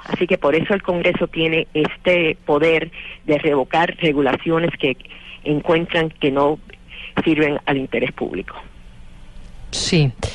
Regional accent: United States; mi país

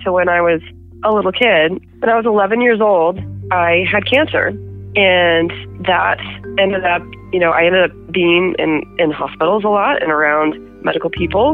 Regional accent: Boise, Idaho, United States; now in Lewiston, United States; I never lived in Lewiston. I grew up in Boise

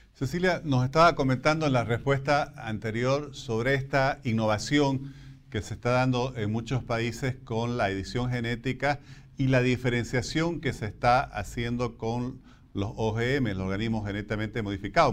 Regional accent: Bolivia

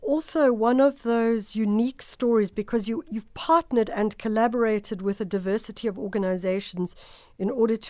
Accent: South Africa; if I want to go there as a South African

